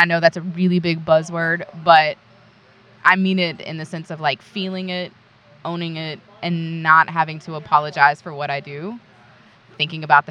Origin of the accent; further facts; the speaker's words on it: North Carolina, United States; I'm from the South. I'm from North Carolina. North Kakalaki. I was born and bred to take care of other people